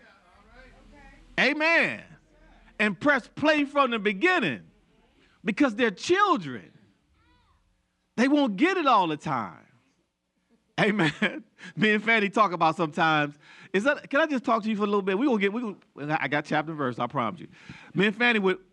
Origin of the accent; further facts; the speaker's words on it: United States; I was born in the United States